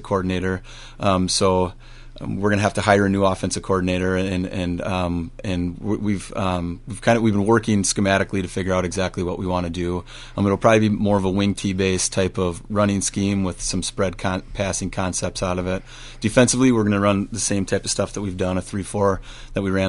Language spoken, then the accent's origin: English; Medford, Minnesota, United States; moved away as an adult; also born or lived in Winona, Minnesota / St. Louis, Missouri / Owatonna, Minnesota; now in Northfield, United States; I'm from Medford, Minnesota